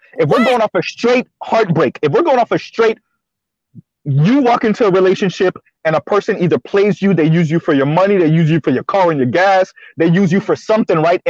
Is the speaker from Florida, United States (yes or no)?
yes; Miami, Florida, United States; I'm from Miami, so I had to watch Scarface. It was part of our curriculum to watch Scarface